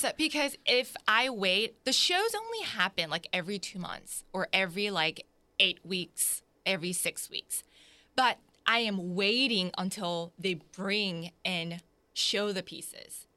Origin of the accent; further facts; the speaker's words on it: Jacksonville, Florida, United States; also born or lived in South Korea; My family immigrated here in nineteen ninety-one to Jacksonville, so I was raised here